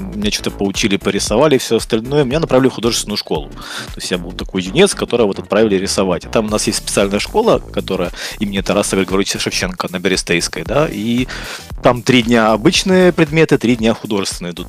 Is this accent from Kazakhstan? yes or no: no; Kyiv, Ukraine; also born or lived in Brovary, Ukraine; Я родился под Киевом, но в школу, но как но родители переехали где-то в школьном возрасте, когда я да, был, переехали в Киев.